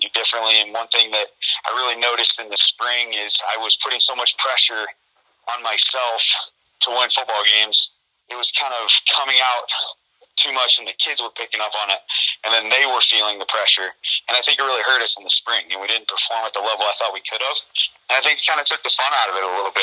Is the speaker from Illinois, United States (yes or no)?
yes; Bureau Valley, Illinois, United States; the job back home at Bureau Valley